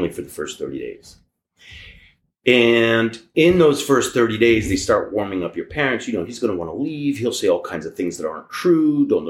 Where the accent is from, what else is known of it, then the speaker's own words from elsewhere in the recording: New York City, New York, United States; also born or lived in Israel; I was used to New York.